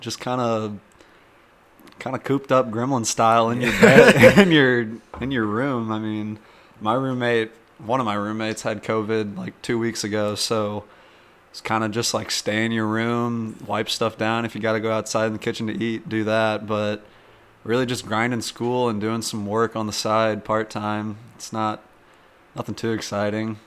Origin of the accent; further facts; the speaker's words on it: St. Louis, Missouri, United States; we're from St. Louis, Missouri